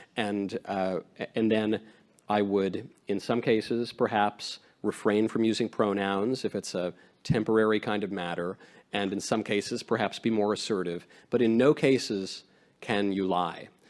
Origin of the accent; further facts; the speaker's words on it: New York, United States; also born or lived in California; now in Tennessee, United States; I am from New York.